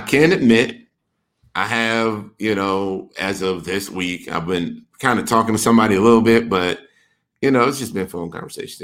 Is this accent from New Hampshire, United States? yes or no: no; Wisconsin, United States; moved away; I'm from Wisconsin originally